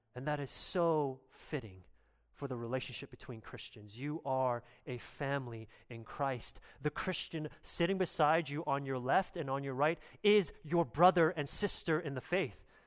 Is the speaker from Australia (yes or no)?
no; Canada; as a Canadian